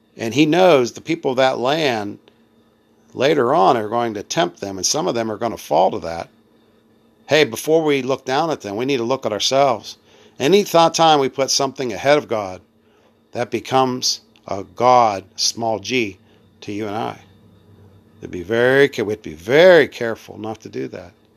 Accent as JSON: {"language": "English", "country": "United States", "said": "I'm being American"}